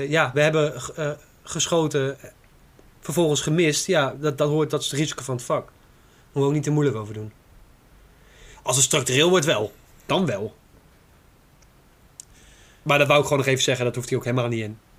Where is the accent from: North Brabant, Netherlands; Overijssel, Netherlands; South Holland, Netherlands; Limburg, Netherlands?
Overijssel, Netherlands; Zwolle; Ik ben een Zwollenaar.